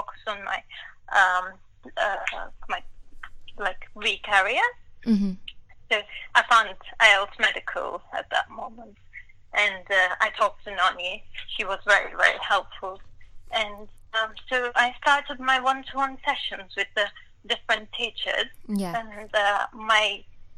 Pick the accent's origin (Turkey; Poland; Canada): Turkey; English is a second language; moved away as an adult; now in London, United Kingdom; I'm from Turkey. I graduated from Turkey in a medical school, and I work in Turkey for 2 or 3 years